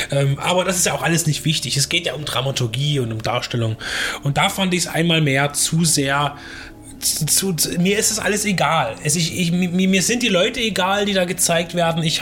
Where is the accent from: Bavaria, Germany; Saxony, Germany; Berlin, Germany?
Saxony, Germany; Dresden; als Dresdner, zumindest als sächsisches Original, kann man ja sagen